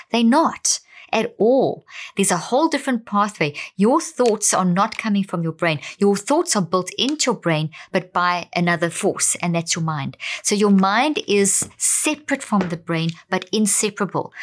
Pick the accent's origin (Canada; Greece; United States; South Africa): South Africa; also born or lived in Zimbabwe; I come from Zimbabwe, born there, but I grew up in South Africa.